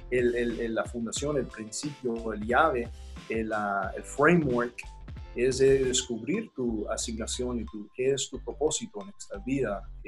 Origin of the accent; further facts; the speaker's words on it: Texas, United States; Tengo eh, de Texas, soy de West Texas, este, el oeste. Y en el oeste hay mucho petróleo, es como Dubai. Yo vivo en el eh, Permian Basin